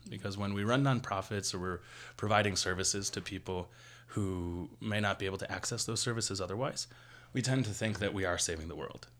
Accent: Buffalo, New York, United States; moved away as an adult; now in Las Vegas, United States; I am originally from Buffalo, New York, and I've been living in Las Vegas

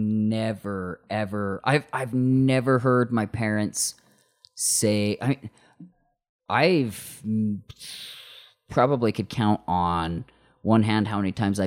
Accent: Morgan, Utah, United States; I grew up in in Morgan, Utah, like the smallest like white town ever.

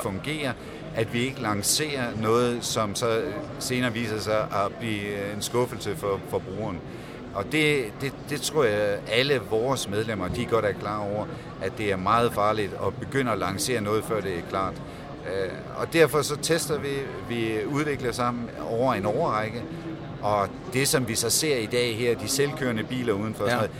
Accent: Denmark; som dansker

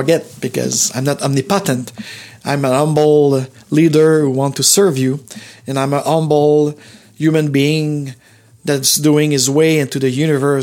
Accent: Montreal, Quebec, Canada; the hospital where I was born in Montreal

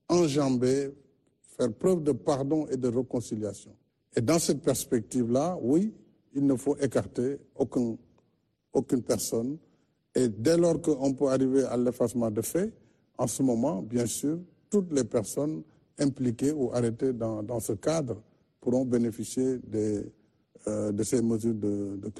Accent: Senegal; je suis un Sénégalais, je suis un Africain

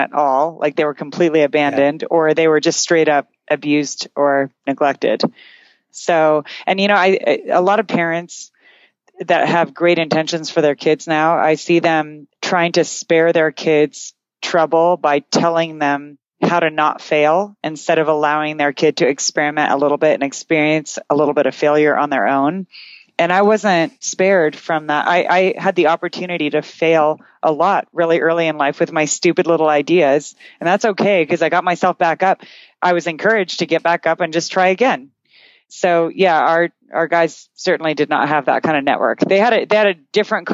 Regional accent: Canada; I'm Canadian

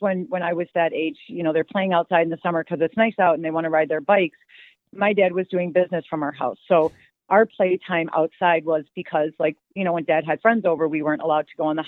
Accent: Dubuque, Iowa, United States; I'm from a small town. It's called Dubuque, Iowa. It's right on the Mississippi River, pretty small. When I grew up, it was pretty much, it was like many Midwest towns.

